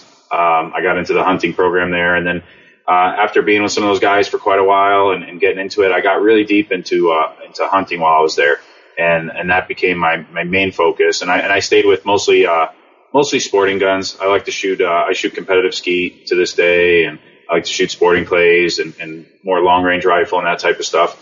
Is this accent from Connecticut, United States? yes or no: yes; Connecticut, United States; moved away as an adult; also born or lived in Germany; I grew up in Connecticut